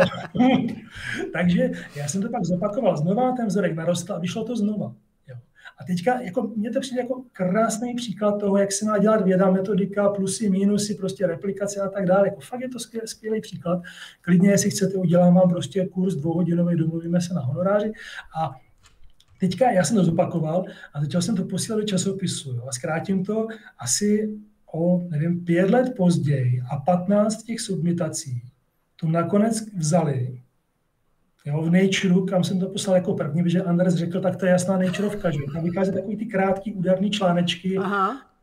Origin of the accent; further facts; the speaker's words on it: Brno, South Moravian Region, Czechia; protože jsem žil ve městě, v Činžáku a žádný takový sousedi tam prostě nebyli. A chtěl jsem dělat astronomii původně, bydlel jsem kousek od Brněnského planetária